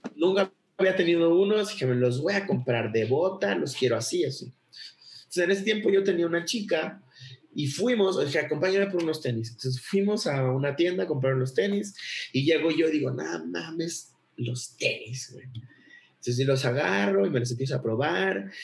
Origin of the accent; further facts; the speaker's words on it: Acapulco, Guerrero, Mexico; soy de Acapulco.